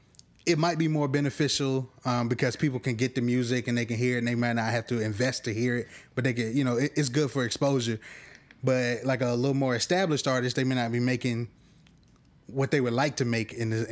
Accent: Polk County, Florida, United States; also born or lived in Tallahassee, Florida; I'm from Polk County, Florida.

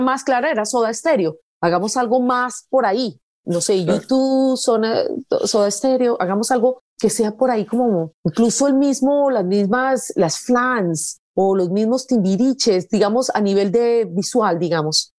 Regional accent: Pereira, Risaralda, Colombia; moved away as an adult; also born or lived in Bogotá; now in United States; yo soy de Pereira

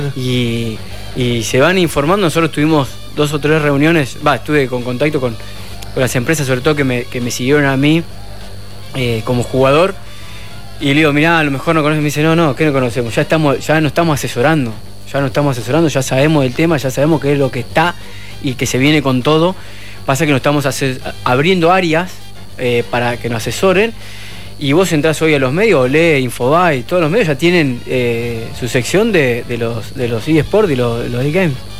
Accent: Argentina; nosotros los argentinos

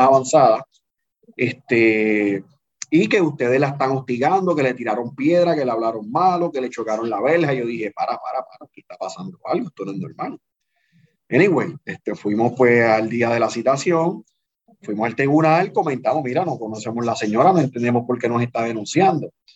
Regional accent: Canóvanas, Puerto Rico; Yo soy natural de Canóvana, del barrio La Central

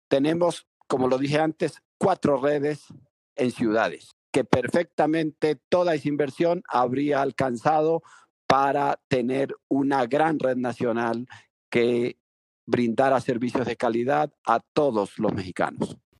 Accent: Pueblo Llano, Mérida, Venezuela; moved away; a mi pueblo natal. Yo nací en Pueblo Llano, Mérida, Venezuela, que es una comunidad rural

